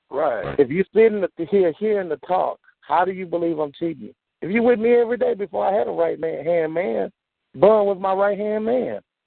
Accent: Houston, Texas, United States; I'm from the Southwest

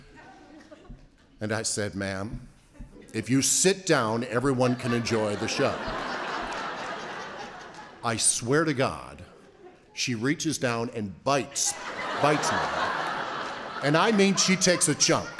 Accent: Niagara Falls, New York, United States; I grew up in Niagara Falls, New York, resort town

